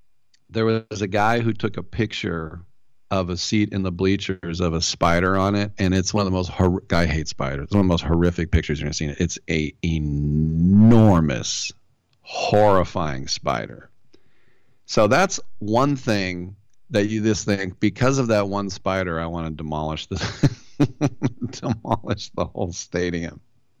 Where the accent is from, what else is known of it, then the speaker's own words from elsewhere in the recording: United States; as an American